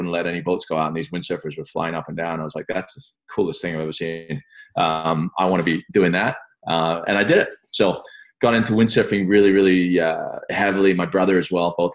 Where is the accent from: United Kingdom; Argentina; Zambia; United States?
United Kingdom; England; also born or lived in France; I was actually born in France, um, but I'm British by nationality. We moved uh, back to England when I was about three or something.